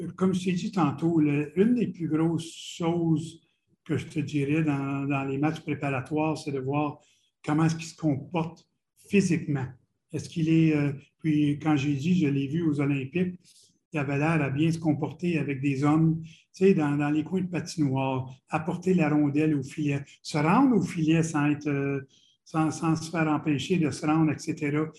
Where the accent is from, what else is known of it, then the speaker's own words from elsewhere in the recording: Ottawa region, Ontario, Canada; moved away; also born or lived in Montreal / Boston / Quebec City; j'ai grandi dans la région d'Ottawa, qui est deux heures de Montréal.